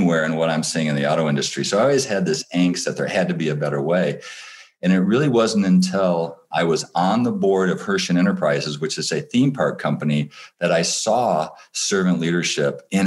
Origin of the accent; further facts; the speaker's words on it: Michigan, United States; I grew up in Michigan